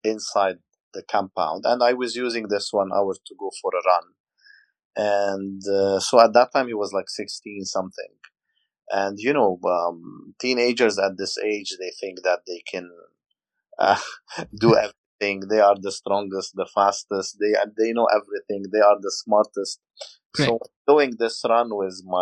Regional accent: Lebanon; now in Dubai, United Arab Emirates; I'm Lebanese. I'm from Lebanon.

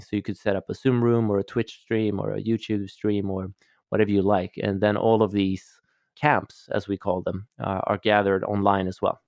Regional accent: Stockholm, Stockholm County, Sweden; I'm Swedish, I'm from Stockholm, and I grew up, um, in a family of of scientists

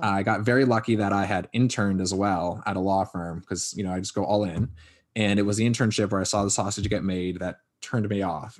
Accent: Connecticut, United States; Born and raised in Connecticut

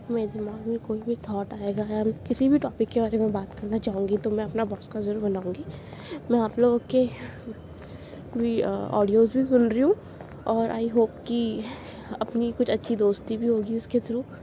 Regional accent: Jaipur, Rajasthan, India; और मैं जयपुर राजस्थान इंडिया से हूँ

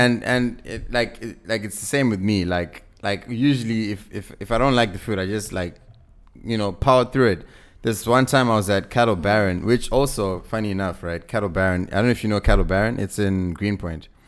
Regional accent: Zimbabwe; I'm, I'm from Zim, right? So we, we used to come to South Africa a lot

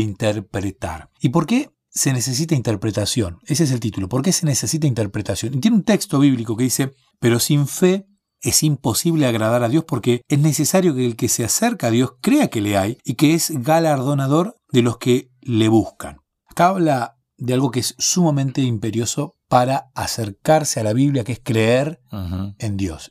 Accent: Bahía Blanca, Buenos Aires Province, Argentina; yo soy de Bahía Blanca

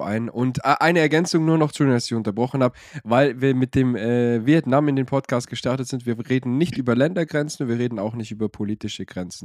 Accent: Swabia, Germany; ich bin ja aus dem Schwabeland

